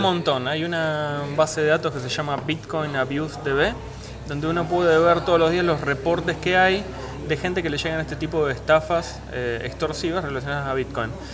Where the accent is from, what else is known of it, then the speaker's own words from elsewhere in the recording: Argentina; nosotros como argentinos